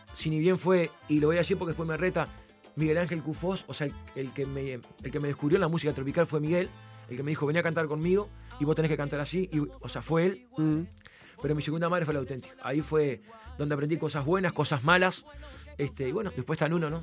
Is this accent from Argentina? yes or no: no; Uruguay; soy uruguayo.